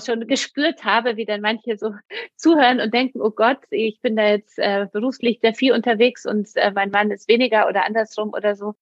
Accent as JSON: {"language": "German", "country": "Poland", "tie": "born or raised there", "moved": "yes", "lives_now": "Germany", "said": "ich komme ja aus Polen. Ähm, mhm. Ich bin sozusagen mit einer Mutter aufgewachsen, auch die alleinerziehend war, aber es war auch in Polen damals"}